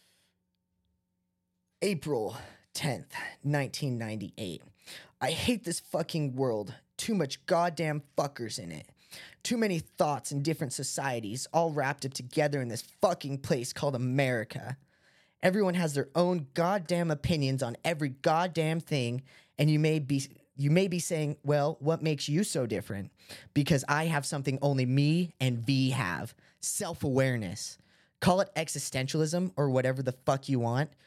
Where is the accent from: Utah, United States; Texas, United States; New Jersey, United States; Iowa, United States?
Utah, United States; we're from Utah